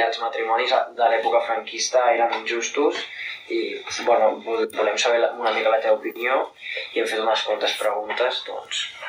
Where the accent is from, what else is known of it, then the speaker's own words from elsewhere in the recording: Catalonia, Spain; com a català independentista